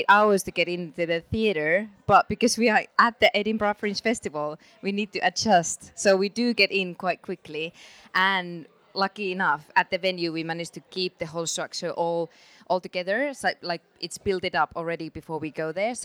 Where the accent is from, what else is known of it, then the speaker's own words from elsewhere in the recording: Finland; I'm from Finland.